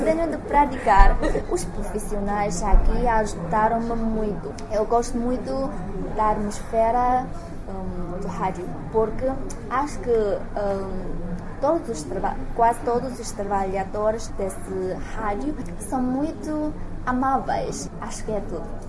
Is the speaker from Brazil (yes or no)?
no; Henan, China; Portuguese is a second language; moved away; os hábitos e costumes da minha terra natal são muito diferentes dos outros lugares da província de Henan